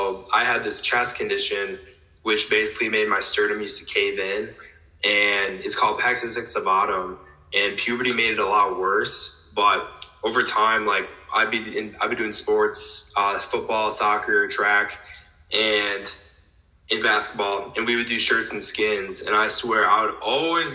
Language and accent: English; West Salem, Wisconsin, United States; now in La Crosse, United States; Originally from West Salem, maybe like 25 minutes away from La Crosse here in Wisconsin